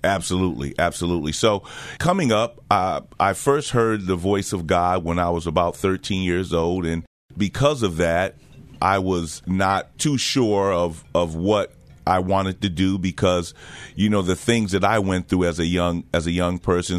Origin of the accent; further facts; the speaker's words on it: New Jersey, United States; also born or lived in Jamaica / Connecticut; I'm originally from the island of Jamaica. Um, came here when I was about four years old, grew up in, uh, New Jersey